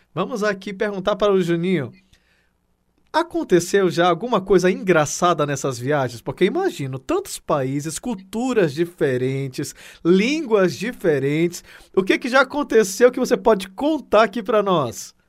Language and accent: Portuguese; Acre, Brazil; o Acre é minha terra